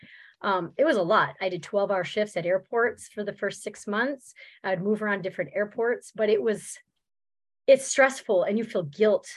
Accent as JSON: {"language": "English", "region": "New Brunswick", "country": "Canada", "tie": "born or raised there", "also_born_or_lived": "Germany", "moved": "yes", "lives_now": "Minnesota, United States", "said": "I'm originally from Canada. From New Brunswick. Yes. I am. That's where I was born and raised"}